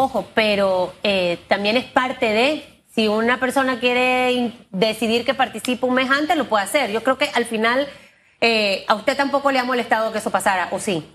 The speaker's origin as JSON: {"language": "Spanish", "country": "Panama", "said": "Yo no soy panameñista, pero soy panameña"}